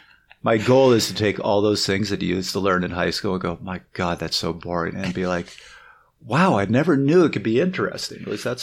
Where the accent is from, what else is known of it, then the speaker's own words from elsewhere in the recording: Canada; moved back to Toronto. Everybody was there. Was like, oh, you're from the States, right? I'm like, no, I'm Canadian. Can you hear it?